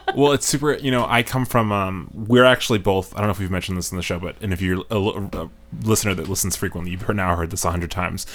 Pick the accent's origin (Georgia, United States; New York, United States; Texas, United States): New York, United States; now in Chicago, United States; I'm originally from New York